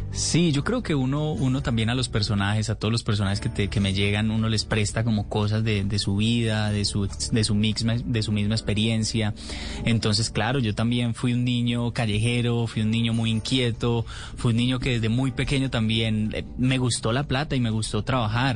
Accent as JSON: {"language": "Spanish", "town": "Medellín", "region": "Antioquia", "country": "Colombia", "tie": "born or raised there"}